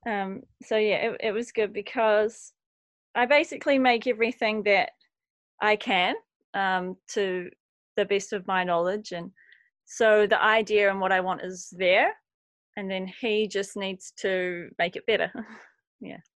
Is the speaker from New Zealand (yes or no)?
yes; Christchurch, Canterbury, New Zealand; moved away as an adult; now in Wellington, New Zealand; I grew up in Christchurch